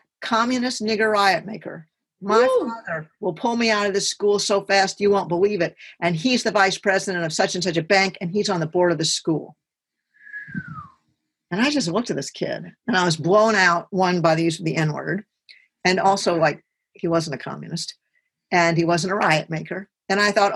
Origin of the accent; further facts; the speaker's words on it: Brentwood, Tennessee, United States; I grew up in Nashville, Tennessee, or really in Brentwood, which is 8 miles south of Nashville